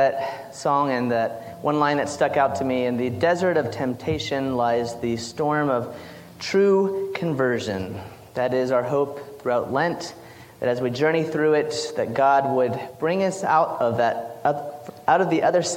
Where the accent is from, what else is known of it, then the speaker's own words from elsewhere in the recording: South Carolina, United States; my hometown in South Carolina